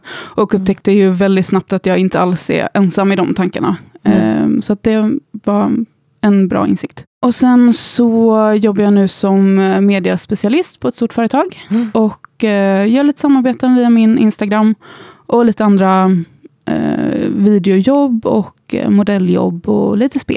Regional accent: Gothenburg, Västra Götaland, Sweden; also born or lived in Skåne; now in Stockholm, Sweden; Och jag är uppvuxen i Göteborg. Jag vet inte, många säger att min dialekt har slätats ut lite under åren.

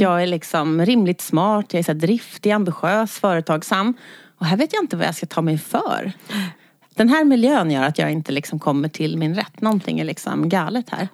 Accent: Stockholm, Stockholm County, Sweden; jag är född och uppvuxen i Skärholmen

